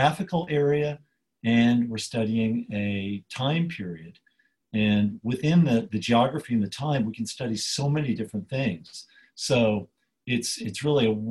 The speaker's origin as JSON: {"language": "English", "town": "Nashville", "region": "Tennessee", "country": "United States", "tie": "born or raised there", "said": "growing up in Nashville, Tennessee, I went to a school that required Latin of every student starting in the 8th grade."}